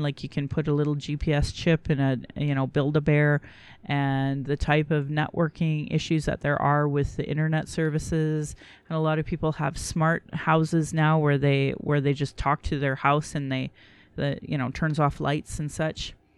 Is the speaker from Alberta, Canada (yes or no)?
yes; Calgary, Alberta, Canada; I was born in Calgary